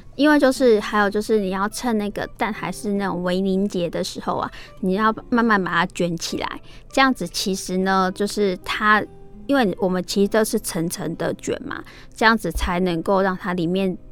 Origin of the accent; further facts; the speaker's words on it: Taiwan; 我们真的 只要是身为台湾人